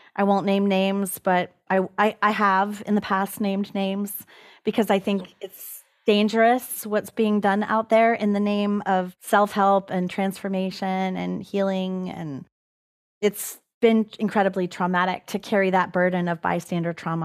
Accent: California, United States; this is the land that I am the caretaker of in California. And I can't abandon the land that is the place of my origin

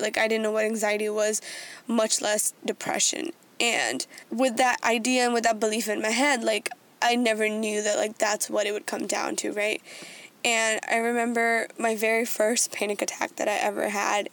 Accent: United States; growing up as like someone being Indian American, like growing up in that way

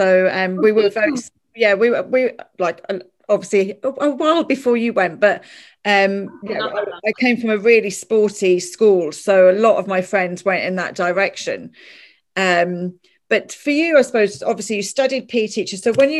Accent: London, United Kingdom; moved away as an adult; now in Ireland; I still think Ireland is very white, having grown up in central London.

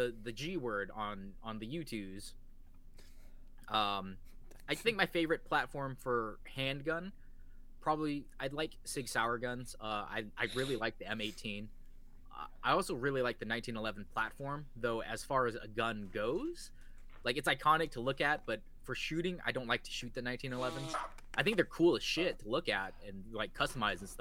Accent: Washington, United States; I am from the good old Washington State

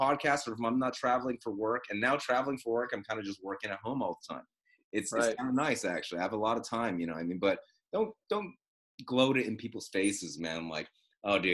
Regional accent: United States; as an American

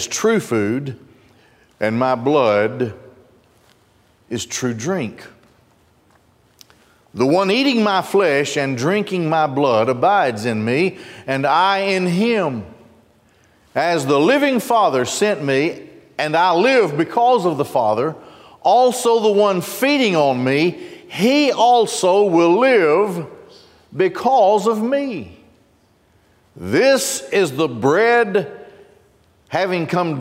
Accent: Gadsden, Alabama, United States; When I grew up in Gadsden, not far from my house was the Marita Bakery

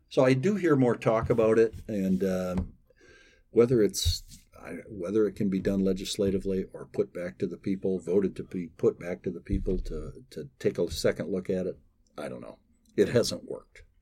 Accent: Holland, Michigan, United States; I'm from Holland

